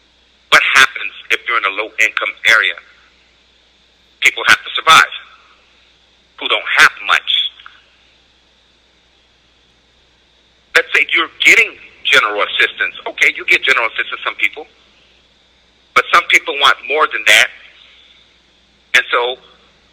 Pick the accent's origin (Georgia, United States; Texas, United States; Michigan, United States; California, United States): California, United States; San Jose; When I was a kid, I grew up in San Jose multicultural